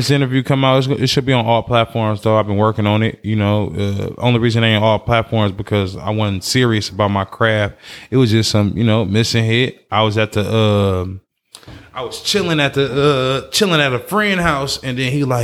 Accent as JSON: {"language": "English", "town": "Oakland", "region": "California", "country": "United States", "tie": "born or raised there", "said": "Born and raised in Funktown"}